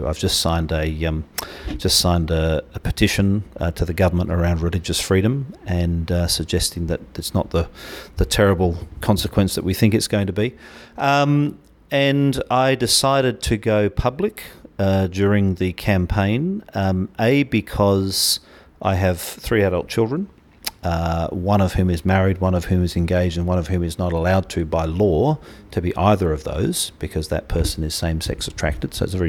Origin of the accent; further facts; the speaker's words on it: Bahrain; I was born in the Middle East. I had an English father who was drilling for oil, an American mother who was working in a hospital in a place called Bahrain.